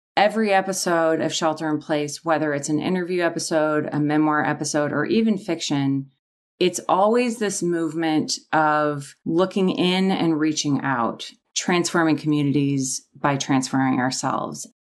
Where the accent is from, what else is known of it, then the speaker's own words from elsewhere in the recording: Minnesota, United States; moved away as an adult; also born or lived in Wisconsin / California; I grew up in Minnesota and went to college in Wisconsin